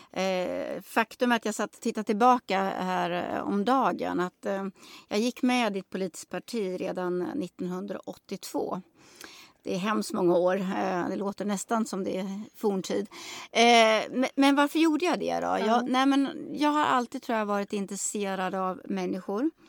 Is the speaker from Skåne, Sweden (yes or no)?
no; Nora, Örebro County, Sweden; Jag kommer ju från Nora kommun.